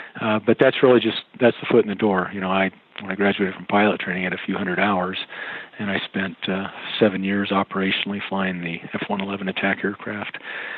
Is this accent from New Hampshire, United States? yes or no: yes; Portsmouth, New Hampshire, United States; Well, my dad was a pilot in the Air Force, so moving around to different Air Force bases all around the United States. We ended up though going up to New Hampshire on the coast there, Portsmouth, New Hampshire.